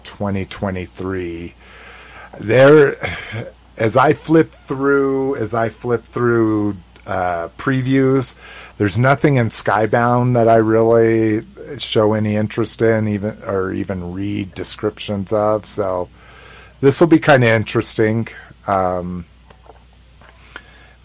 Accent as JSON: {"language": "English", "country": "United States", "said": "I'm an American"}